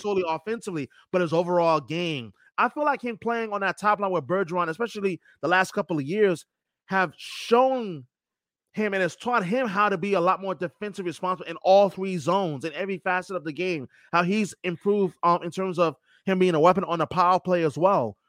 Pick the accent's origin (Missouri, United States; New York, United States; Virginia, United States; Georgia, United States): New York, United States; moved away as an adult; now in Boston, United States; I knew from when I was young, growing up in New York